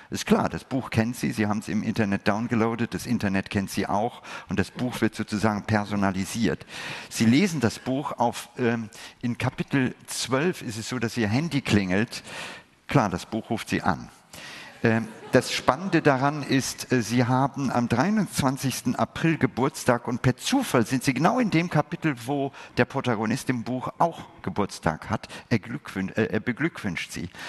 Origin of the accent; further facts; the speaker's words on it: India; Ich gehöre zu den Menschen, die aus einem Land kommen oder ein Teil, ich habe meine Kindheit in Indien verlebt.